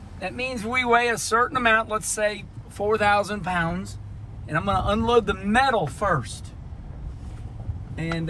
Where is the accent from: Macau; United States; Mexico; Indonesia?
United States; Missouri; I'm from Missouri, Missouri frugal